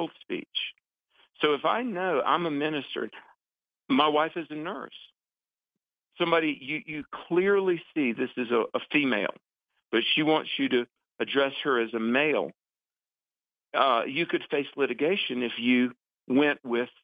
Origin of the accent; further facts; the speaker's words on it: the South, United States; I was born in the South in the 60s, grew up on a farm